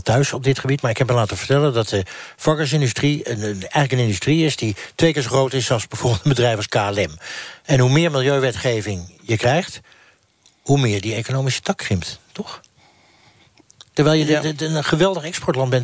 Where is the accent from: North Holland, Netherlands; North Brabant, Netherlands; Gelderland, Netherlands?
North Holland, Netherlands; Amsterdam; nou ben ik er als Amsterdammer